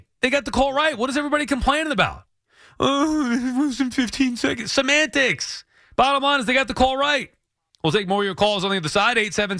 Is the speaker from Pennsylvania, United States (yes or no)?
no; Long Island, New York, United States; I'm from Long Island.